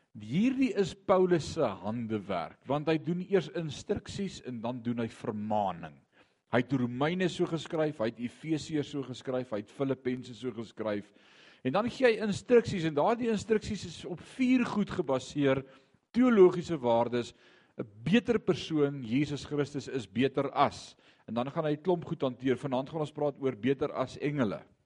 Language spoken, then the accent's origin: Afrikaans; Eastern Transvaal, Mpumalanga, South Africa; also born or lived in Barberton / Ermelo; ons het in Indrina gebly vandat ek 6 jaar oud is, ek het graad 7 of standaard 5 dae gemaak